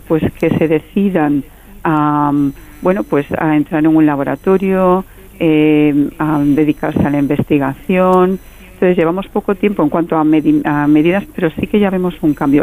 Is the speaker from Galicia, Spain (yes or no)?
yes; Galicia, Spain; yo soy gallega